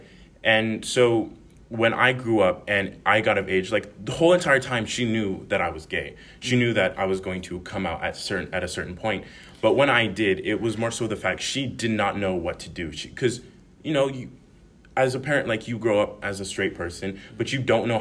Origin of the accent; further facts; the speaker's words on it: Reno, Nevada, United States; moved away as an adult; in Reno, Nevada, growing up